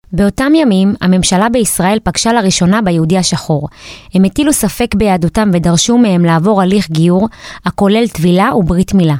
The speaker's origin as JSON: {"language": "Hebrew", "town": "Beersheba", "region": "Southern District", "country": "Israel", "said": "אני בת 28 מבאר שבע"}